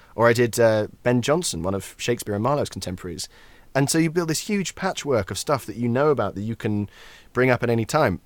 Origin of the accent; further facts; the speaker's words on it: Scotland, United Kingdom; accent: Scottish; as a Scotsman